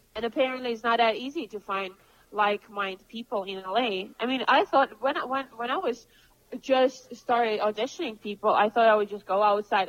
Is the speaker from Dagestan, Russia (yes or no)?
no; Moscow, Russia; also born or lived in Cambridge, United Kingdom / London, United Kingdom; now in Los Angeles, United States; I come from Moscow